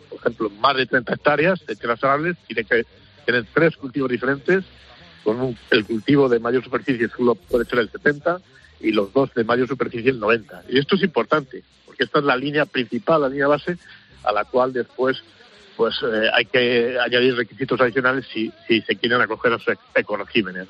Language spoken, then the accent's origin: Spanish; Cevico de la Torre, Castile and León, Spain; Hoy estoy en, mi pueblo, en, Palencia, en el Cerrato, en Cervico de la Torre